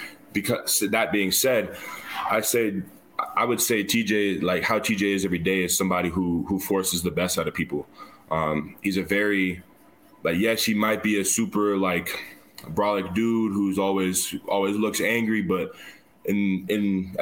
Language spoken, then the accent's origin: English; Minnesota, United States; I'm from Minnesota, so I'm about 3 hours north of Ames.